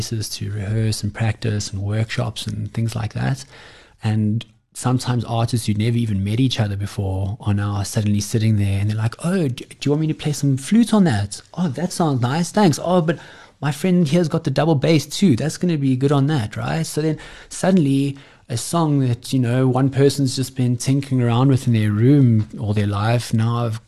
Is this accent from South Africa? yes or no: yes; South Africa; as South African musicians